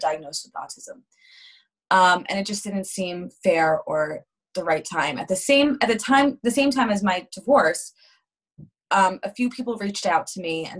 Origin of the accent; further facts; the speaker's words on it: Montclair, New Jersey, United States; I grew up in Montclair, New Jersey, which is the other side of New Jersey.